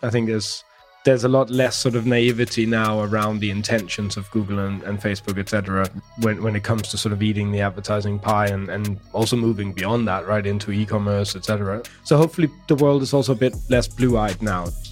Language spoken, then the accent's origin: English; Copenhagen, Capital Region of Denmark, Denmark; also born or lived in Holbæk, Denmark; now in London, United Kingdom; I grew up in Copenhagen.